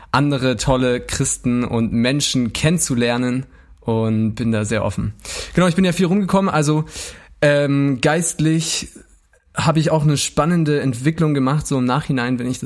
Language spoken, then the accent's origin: German; Munich, Bavaria, Germany; Ey, ich, ich komme ja aus München, gell? Ich, kenn, ich, eigentlich kann ich auch, äh, kann ich auch schon ein bisschen bayerisch reden.